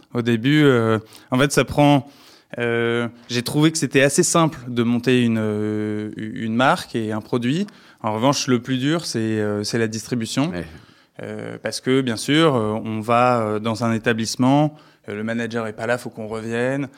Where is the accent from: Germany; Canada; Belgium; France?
France; je suis français